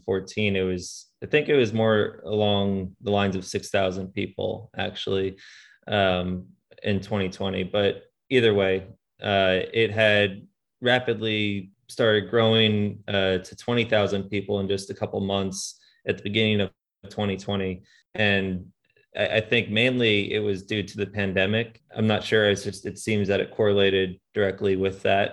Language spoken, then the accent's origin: English; Long Island, New York, United States; moved away as an adult; I grew up on Long Island